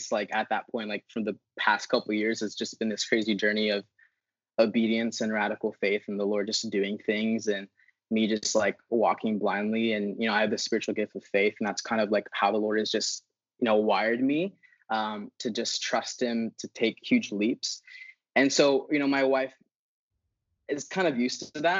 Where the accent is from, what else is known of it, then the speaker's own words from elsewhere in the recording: Philippines; moved away; I grew up in the Philippines